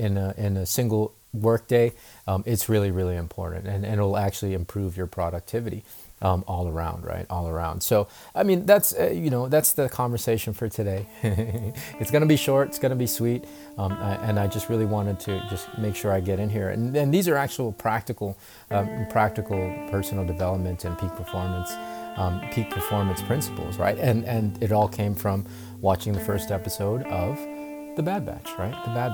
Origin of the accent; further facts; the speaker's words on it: North Carolina, United States; also born or lived in Philippines; I mean, I'm from the islands, right? I'm from the Philippines. The ocean is normal. And here in North Carolina, it's only, you know, growing up, it was only a few hours drive away.